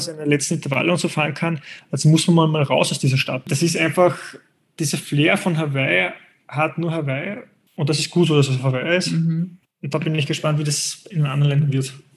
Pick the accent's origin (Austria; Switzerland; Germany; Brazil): Austria; als Österreicher kenne ich die österreichische Zielgruppe der Triathleten